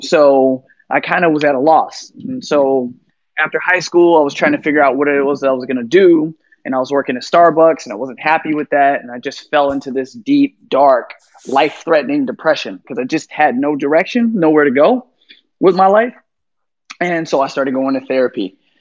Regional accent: San Francisco, California, United States; also born or lived in Chicago, Illinois; now in Miami, United States; I'm from San Francisco

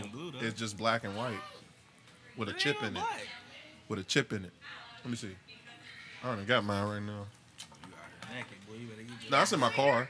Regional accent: Lincoln Heights, Ohio, United States; I am from Cincinnati. I'm from Lincoln Heights.

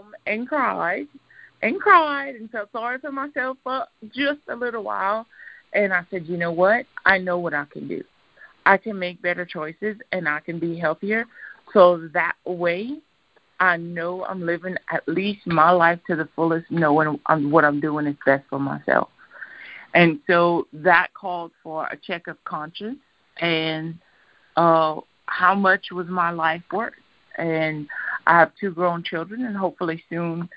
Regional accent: Louisiana, United States; I'm from Louisiana. I love my alcohol. I love my Cajun food.

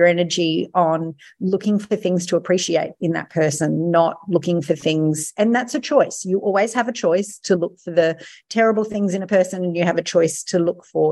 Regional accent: Mackay, Queensland, Australia; also born or lived in Sydney; I'm from Mackay

